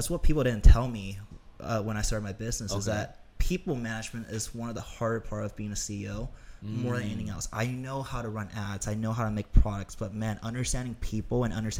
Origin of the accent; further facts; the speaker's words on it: Toronto, Ontario, Canada; now in Los Angeles, United States; And that's why I moved to LA from Toronto.